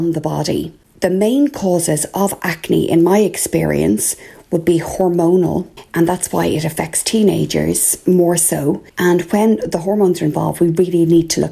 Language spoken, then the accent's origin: English; Ireland; I'm …